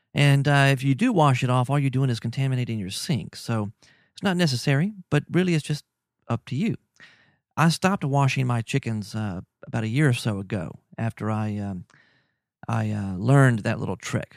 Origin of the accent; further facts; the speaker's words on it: Louisiana, United States; also born or lived in Mexico; I'm from Louisiana.